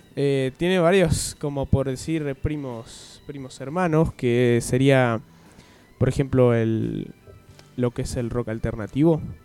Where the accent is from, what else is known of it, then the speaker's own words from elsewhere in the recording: Argentina; como todo argentino